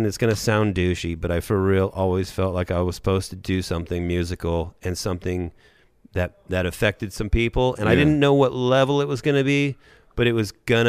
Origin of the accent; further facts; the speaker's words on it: Thousand Oaks, California, United States; I went to Thousand Oaks, Los Angeles.